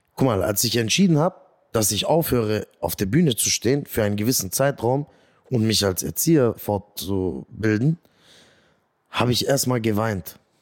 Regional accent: Göppingen, Baden-Württemberg, Germany; also born or lived in Eislingen; Ja, ich bin vor 32 Jahren in Göppingen zur Welt gekommen

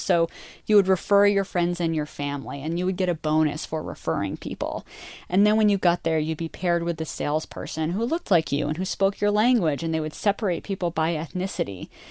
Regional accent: outside of Boston, Massachusetts, United States; moved away as an adult; also born or lived in North Dakota / Western Colorado; now in Los Angeles, United States; I grew up outside of Boston.

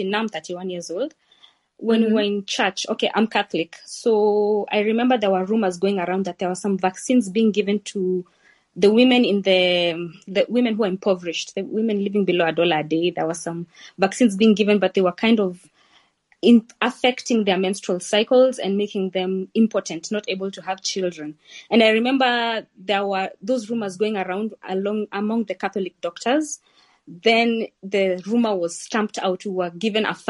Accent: Kenya; I'm from Kenya.

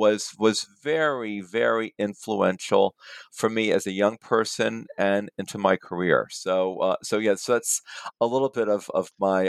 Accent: Washington, District of Columbia, United States; moved away as an adult; also born or lived in New York / San Francisco / Chicago; Washington, D.C., where I grew up and went to high school and college.

